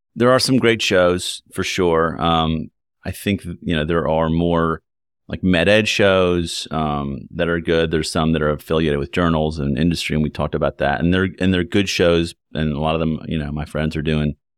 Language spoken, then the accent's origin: English; Lexington, Kentucky, United States; moved away as an adult; also born or lived in Ann Arbor / New York City / Chicago; Having grown up in Kentucky, I grew up in Lexington